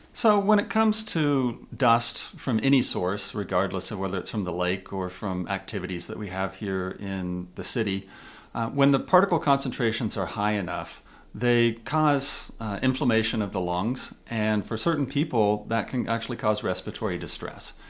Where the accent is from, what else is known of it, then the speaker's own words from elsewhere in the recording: Kansas, United States; now in Utah, United States; I grew up in Kansas where there were no mountains at all.